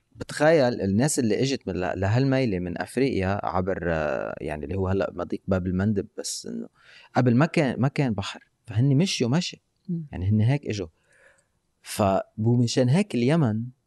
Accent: Lebanon; نحن بلبنان

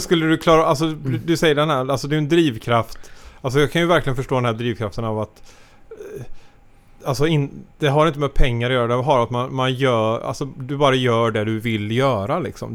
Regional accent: Sweden; som svensk

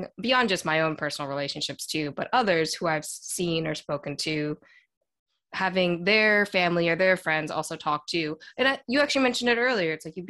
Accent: Maryland, United States; moved away as an adult; also born or lived in Zhejiang, China / Ohio; now in New York City, United States; I grew up in Maryland, right below Baltimore. Yep. And I was there for a long time. And then I went to a university in Ohio

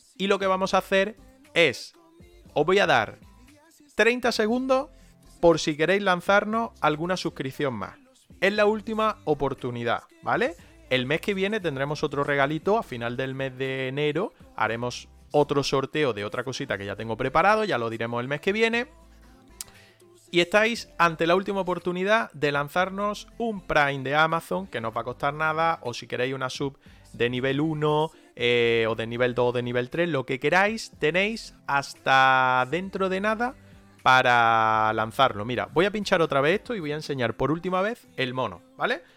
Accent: Granada, Andalusia, Spain; nosotros eh, somos de Granada. Estamos en Granada la mayoría

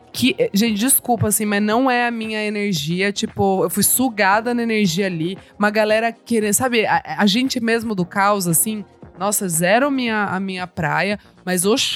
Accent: São José dos Campos, São Paulo, Brazil; sou de São José dos Campos.

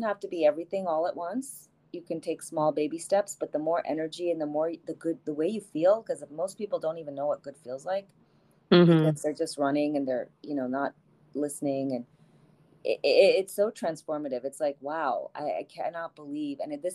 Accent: India; also born or lived in New Jersey / Boston / New York / Maryland; now in United States; I grew up in India

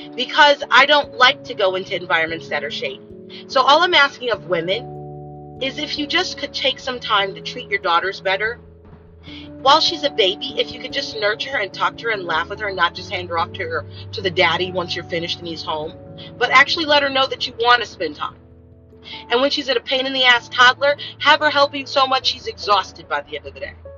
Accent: United States; I'm American.

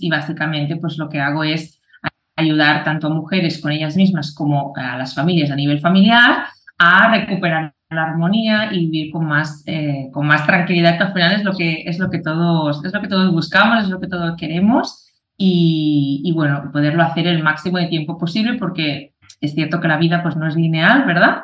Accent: Catalonia, Spain; yo soy de, de Cataluña

